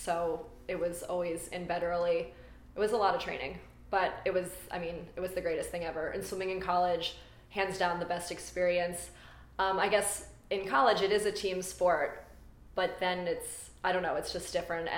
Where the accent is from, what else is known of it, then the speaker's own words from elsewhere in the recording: Baltimore, Maryland, United States; moved away as an adult; now in Los Angeles, United States; I'm from Baltimore, born and raised